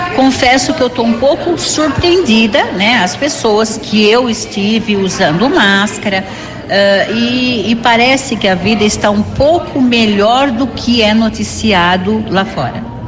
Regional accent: Americana, São Paulo, Brazil; now in Florida, United States; hoje aqui em Americana, que é minha cidade natal

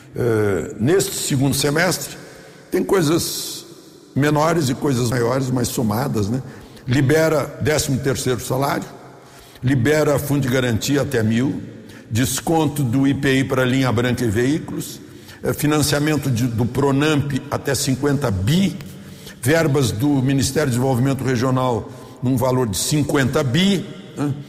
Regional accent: Brazil; somos nós, brasileiros

